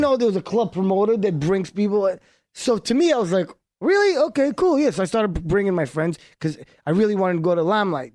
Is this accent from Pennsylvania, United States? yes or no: no; New York, United States; first language Hebrew; English is a second language; moved away as an adult; also born or lived in Haifa, Israel / Miami; I grew up in New York